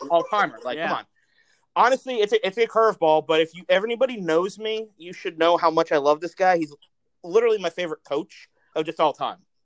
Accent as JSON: {"language": "English", "region": "South Florida", "country": "United States", "tie": "born or raised there", "said": "We grew up in South Florida."}